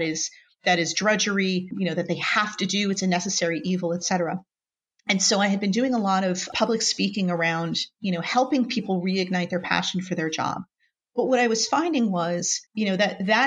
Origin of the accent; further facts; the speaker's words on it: New Jersey, United States; I grew up in New Jersey, born and raised here, where the summers are very hot, and very humid